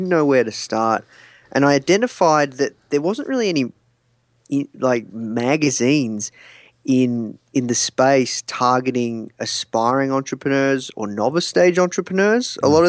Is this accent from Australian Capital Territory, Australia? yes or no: no; Melbourne, Victoria, Australia; Yeah, I'm from Melbourne, Australia.